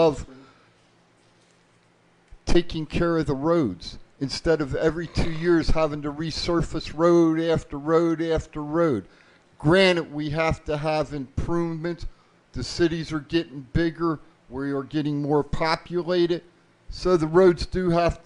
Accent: New Jersey, United States; now in Las Vegas, United States; I was born in Jersey

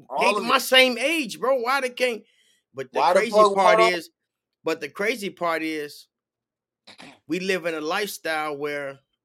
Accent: Chicago, Illinois, United States; now in Florida, United States; I grew up in Chicago, right? Right yeah, now, I'm in Florida. You know, and I grew up in Chicago.

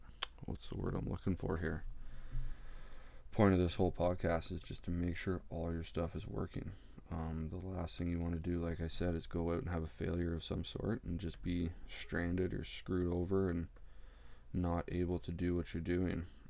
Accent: Ontario, Canada; I'm from Ontario, Canada.

